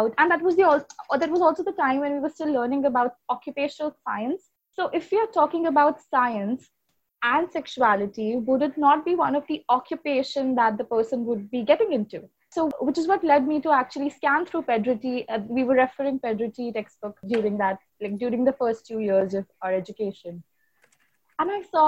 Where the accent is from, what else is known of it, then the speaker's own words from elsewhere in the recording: Mumbai, Maharashtra, India; I was born and raised in Mumbai.